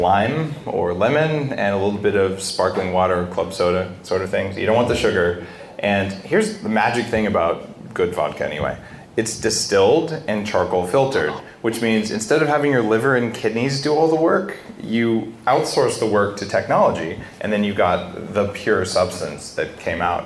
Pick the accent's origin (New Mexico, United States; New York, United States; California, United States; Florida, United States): New Mexico, United States; I grew up in New Mexico